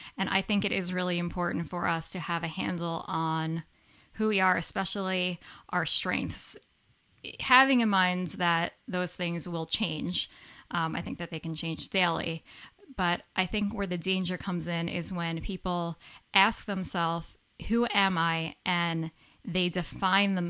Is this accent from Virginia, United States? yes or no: no; a suburb of New York City, United States; moved away as an adult; also born or lived in Central Connecticut; I grew up in New York, a suburb of New York City